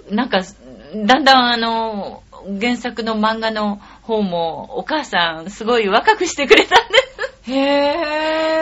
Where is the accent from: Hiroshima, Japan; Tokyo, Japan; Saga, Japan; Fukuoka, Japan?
Tokyo, Japan; ずっと私も東京生まれの東京、うん、育ちなもんで、